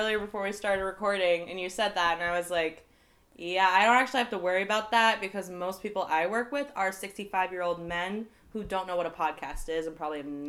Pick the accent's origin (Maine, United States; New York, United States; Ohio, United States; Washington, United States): Maine, United States; Central; also born or lived in Massachusetts; grew up in Central Maine, went to college in Mass, came back and settled here